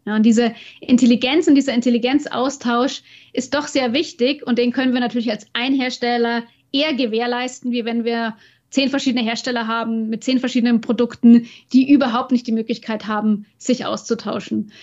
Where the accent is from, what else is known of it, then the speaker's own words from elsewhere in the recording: Bavaria, Germany; in Nürnberg bei uns in Bayern